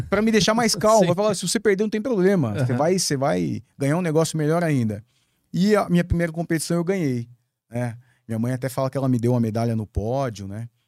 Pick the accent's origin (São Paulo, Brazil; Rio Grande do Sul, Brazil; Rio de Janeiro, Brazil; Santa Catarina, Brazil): Rio de Janeiro, Brazil; Eu, eu sou carioca, né? Eu não tenho, apesar de eu não ter sotaque, eu sou do Rio de Janeiro. Minha família toda é de lá.